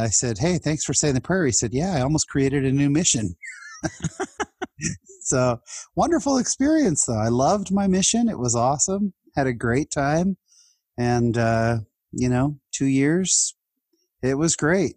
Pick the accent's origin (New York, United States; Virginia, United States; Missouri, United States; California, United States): California, United States; San Jose; also born or lived in Fullerton, California; I lived in San Jose from the time I was two till the time I was 19